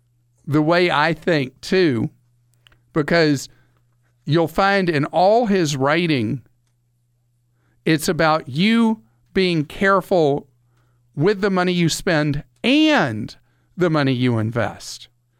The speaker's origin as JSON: {"language": "English", "country": "United Kingdom", "said": "explaining things in, well, as close to simple English as a Brit can speak."}